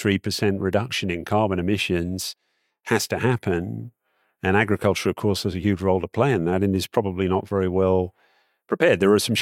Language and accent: English; Malaysia; I grew up in Malaysia as a small kid. I'm in my 50s now.